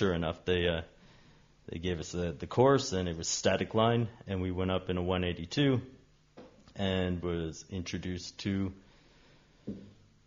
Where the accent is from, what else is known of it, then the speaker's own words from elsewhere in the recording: Canada; moved away; I'm Canadian by birth and a nomad on this earth